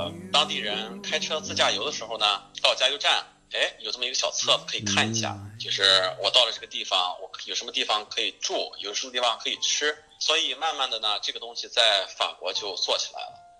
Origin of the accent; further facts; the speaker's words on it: China; 中餐，我觉得这个可能是跟西方人和我们中国人的做事情的这种思维，它也不是太一样吧。